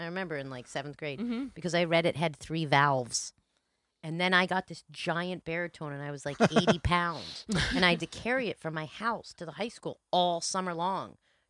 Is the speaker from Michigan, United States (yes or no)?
no; New Jersey, United States; I am from Jersey.